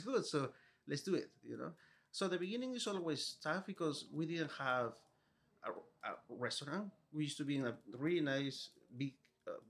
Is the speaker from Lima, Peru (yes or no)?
yes; Lima, Peru; moved away as an adult; now in Los Angeles, United States; I was born and raised in Peru, in Lima. In 2008, I decided to come to the United States to study